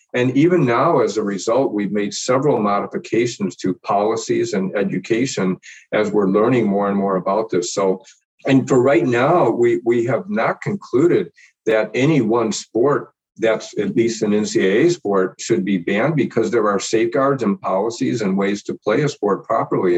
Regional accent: Detroit, Michigan, United States; moved away as an adult; also born or lived in New York; now in Indianapolis, United States; I was actually born and raised in Detroit and pretty much have been in the Midwest most of my life

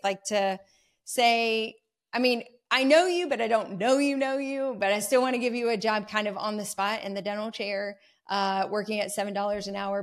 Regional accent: North Carolina, United States; I'm a North Carolina native. I have not strayed far from home

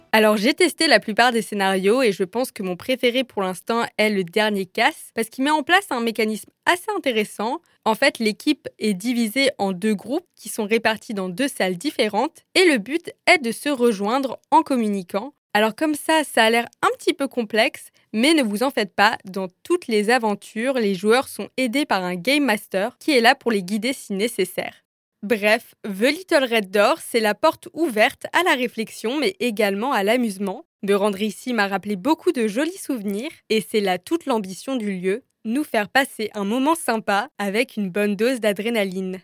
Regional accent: Strasbourg, Grand Est, France; born or raised there; moved away as an adult; also born or lived in Lyon

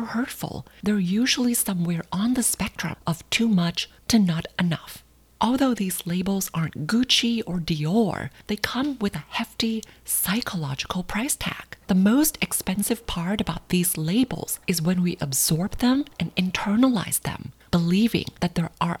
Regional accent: Thailand; Growing up in Thailand

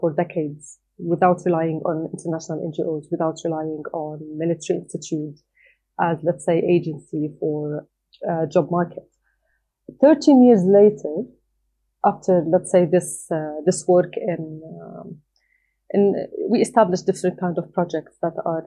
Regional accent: Doha, Qatar; moved away as an adult; now in Jordan; I was born and raised outside my country. I was born and raised in Doha, Qatar

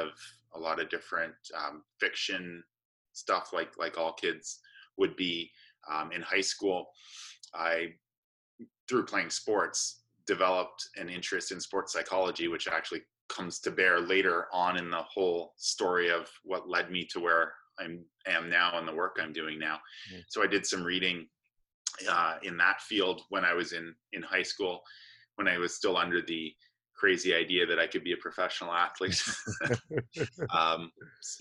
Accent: Canada; also born or lived in Johannesburg, South Africa; I was raised in Canada. I actually was born in Johannesburg, South Africa. My parents left there when I was about 3 months old, and they moved to Canada.

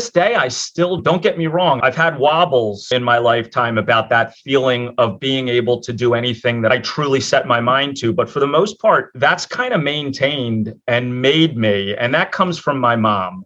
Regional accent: Philadelphia, Pennsylvania, United States; I'm born and raised in Philadelphia, in an area of Philadelphia called Port Richmond

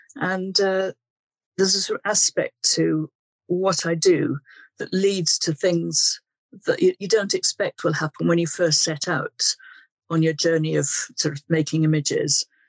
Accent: Wales, United Kingdom; now in Guildford, United Kingdom; I was brought up in Wales and I currently live in landlocked Guildford and Surrey

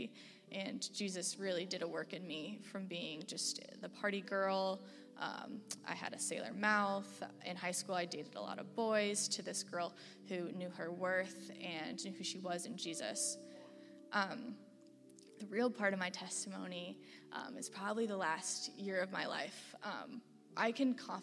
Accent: Bloomington, Illinois, United States; now in Champaign, United States; I grew up in Bloomington, Illinois

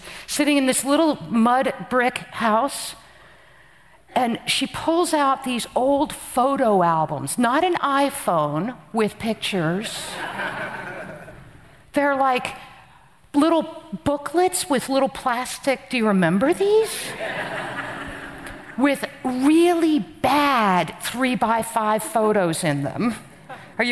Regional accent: New Jersey, United States; moved away; also born or lived in Afghanistan; I'm from Jersey

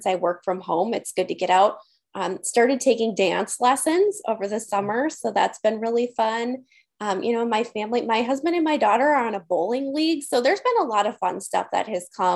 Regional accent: Green Bay, Wisconsin, United States; I'm from Green Bay, Wisconsin. We're Midwesterners here

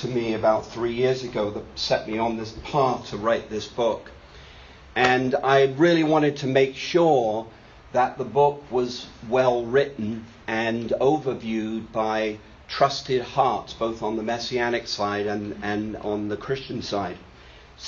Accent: United Kingdom; I'm a Brit

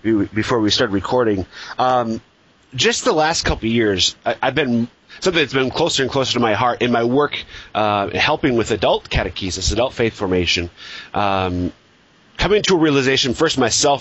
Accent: Minnesota, United States; now in Sioux Falls, United States; I grew up in Minnesota

